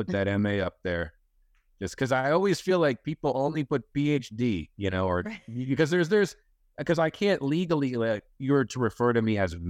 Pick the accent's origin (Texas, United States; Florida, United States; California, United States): Florida, United States; Pompano Beach; Now I'm from Pompano Beach, Florida. So I used to drive through Parkland all the time.